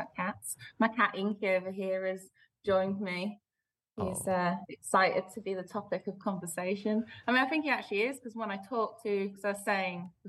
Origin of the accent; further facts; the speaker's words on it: Belgium; moved away; I grew up in Belgium